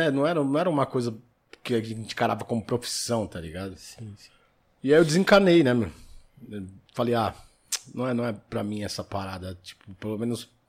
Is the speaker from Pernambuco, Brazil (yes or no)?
no; São Paulo, Brazil; Eu sou da Zona Sul. Zona Sul? Vida inteira ali, criado na, na no, no Ipiranga ali.